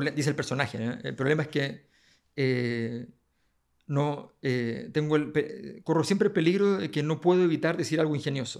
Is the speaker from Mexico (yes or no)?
no; Chile